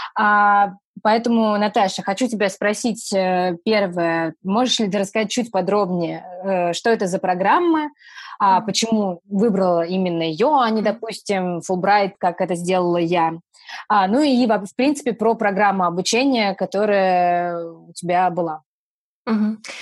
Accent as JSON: {"language": "Russian", "town": "Saratov", "region": "Saratov Oblast", "country": "Russia", "said": "мы обе из Саратова"}